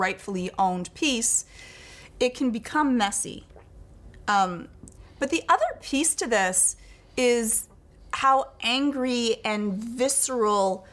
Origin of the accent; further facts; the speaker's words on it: Scotland, United Kingdom; I'm Scottish